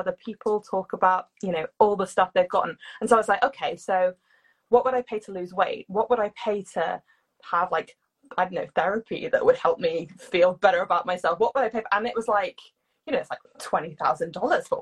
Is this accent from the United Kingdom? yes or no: yes; United Kingdom; I'm British